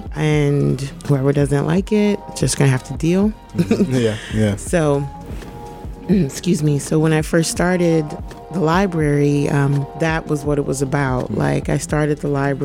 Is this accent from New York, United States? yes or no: yes; Brooklyn, New York, United States; I'm from Brooklyn, the best borough, the best city in the world, on the planet. Born in Brooklyn, still live in Brooklyn now, live in Bedford-Stuyvesant.